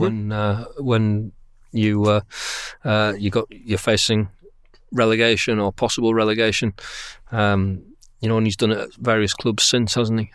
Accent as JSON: {"language": "English", "town": "Bradford", "region": "Yorkshire and the Humber", "country": "United Kingdom", "tie": "born or raised there", "said": "I'm from Bradford. Uh, Bradford is my local club, and it's the club that I, uh, went to see, you know, when I could, uh, on Saturdays when I was growing up"}